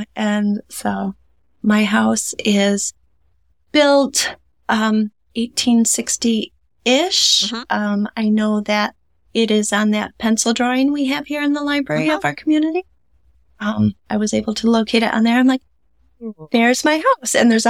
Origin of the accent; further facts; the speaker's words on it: Stanton, Michigan, United States; also born or lived in Greenville; Yeah, I grew up in Stanton.